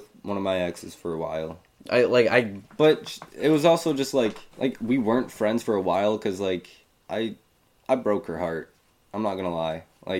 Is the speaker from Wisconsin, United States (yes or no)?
no; Queens, New York, United States; But I always say I'm from Queens.